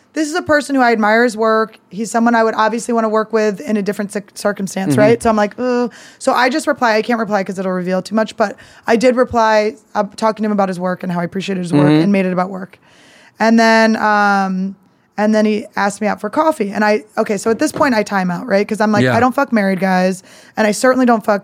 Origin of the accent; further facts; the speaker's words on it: Philadelphia, Pennsylvania, United States; I'm from Philly